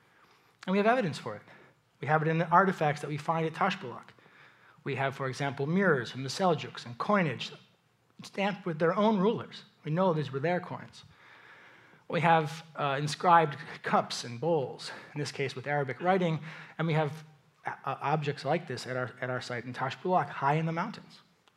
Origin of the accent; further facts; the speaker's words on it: East Coast, United States; I'm from the East Coast, I barely know what to wear.